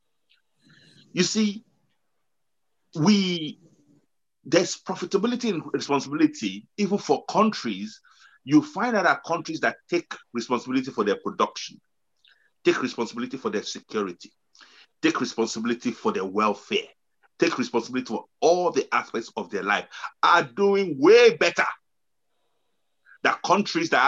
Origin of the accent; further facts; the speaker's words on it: Nigeria; I know we're coming from Nigeria